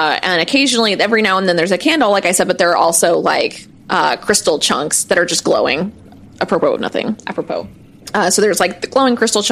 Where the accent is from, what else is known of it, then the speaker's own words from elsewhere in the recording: Missouri, United States; where I grew up in Missouri, there's like a bunch of caves